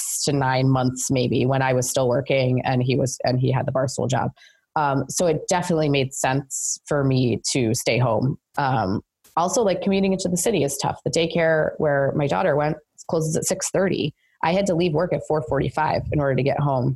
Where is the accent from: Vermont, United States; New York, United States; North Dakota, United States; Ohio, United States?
New York, United States; near Albany; I grew up near Albany, kind